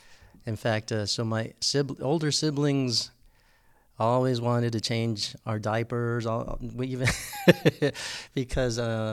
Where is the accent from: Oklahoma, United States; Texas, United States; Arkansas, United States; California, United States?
Texas, United States; San Antonio; Well, it was since that's all I knew, it was just normal. I mean, it also the generation I grew up in was the 60s. I was born in 66.